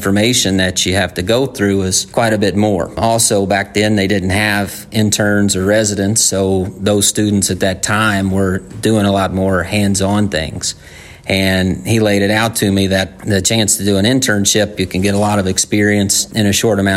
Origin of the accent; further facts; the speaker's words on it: Louisiana, United States; I'm from Louisiana